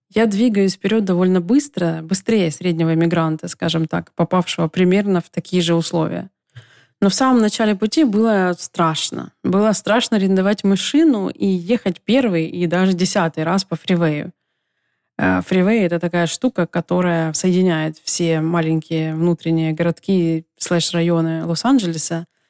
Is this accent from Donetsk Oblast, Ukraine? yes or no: yes; Donetsk, Donetsk Oblast, Ukraine; moved away as an adult; also born or lived in Kyiv; В своем родном городе Донецке, где я прожила до 25 лет